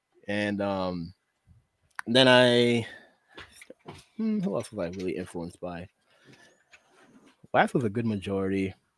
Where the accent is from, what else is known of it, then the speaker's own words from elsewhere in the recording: Boston, Massachusetts, United States; also born or lived in Syracuse, New York / Brockton, Massachusetts; now in Bellingham, United States; Originally Syracuse, New York. I was born. And then I moved to Boston for a greater part of my life.